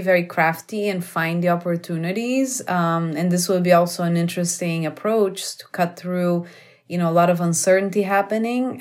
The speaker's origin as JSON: {"language": "English", "country": "Brazil", "moved": "yes", "said": "I'm from Brazil"}